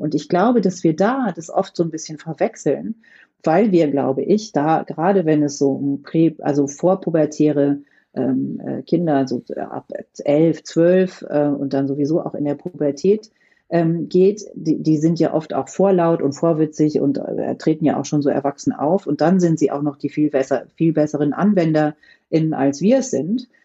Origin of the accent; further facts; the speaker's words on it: rural Lower Saxony, Germany; ich bin auf dem Land in Niedersachsen groß geworden